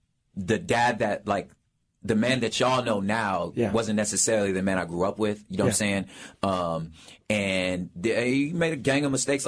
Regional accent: Los Angeles, California, United States; So I'm originally from South Central Los Angeles, 67th of San Pedro. That's where it started for me.

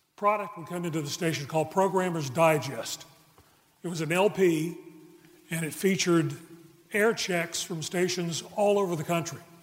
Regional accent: Charlotte, North Carolina, United States; born or raised there

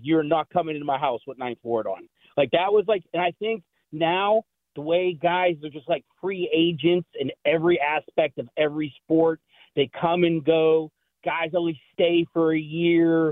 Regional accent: Pittsburgh, Pennsylvania, United States; I grew up in Lawrenceville

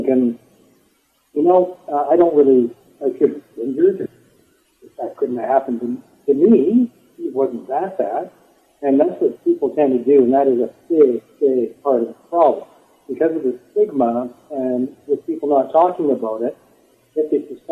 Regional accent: just east of Edmonton, Alberta, Canada; I am a Canadian. I'm from the province of Alberta. I'm living in southern Alberta now, but grew up just east of Edmonton

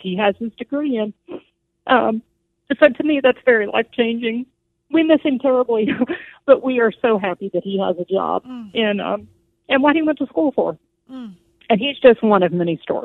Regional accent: Missouri, United States; moved away; Originally, we're from Missouri, so I had a lady there who really poured into me and let me come in and volunteer for her

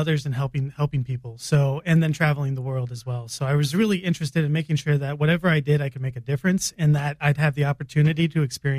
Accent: Springfield, Illinois, United States; moved away as an adult; also born or lived in Kenya / Namibia; Born and raised in Springfield, Illinois.

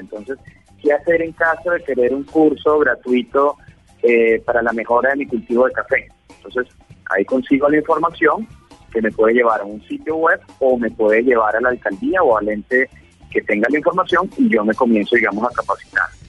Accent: Venezuela; also born or lived in Pereira, Colombia; now in Colombia; soy venezolano, 21 años en Colombia, hice mi universidad pues en Pereira

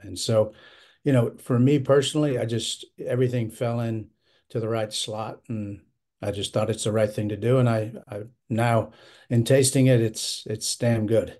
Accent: Florida, United States; my home state of Florida

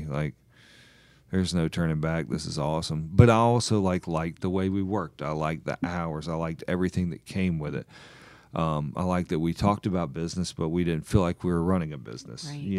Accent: South Carolina, United States; moved away; I grew up in South Carolina. My mom's family was from the lower part of the state. My dad's family was from, like, the foothills.

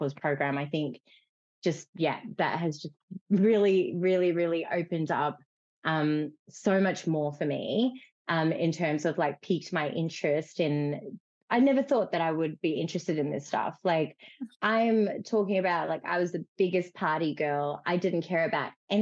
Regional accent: Fiji; moved away; I grew up in Fiji

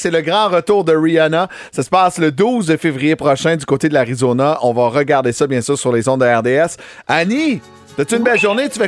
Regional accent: Trois-Rivières, Quebec, Canada; moved away

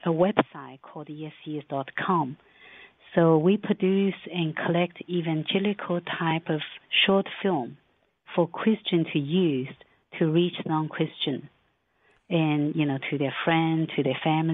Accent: Shanghai, China; Yes, I'm Chinese. I was born in Shanghai

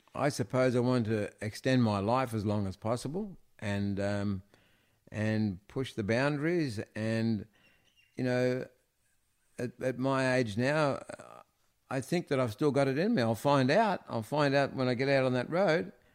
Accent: Melbourne, Victoria, Australia; I was born in the Mercy Hospital in East Melbourne. And, um, we lived in Ivanhoe.

